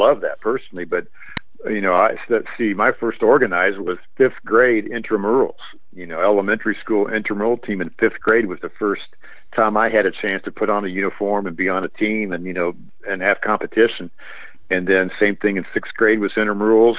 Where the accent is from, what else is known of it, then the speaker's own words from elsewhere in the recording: Indianapolis, Indiana, United States; just growing up in Indiana in Indianapolis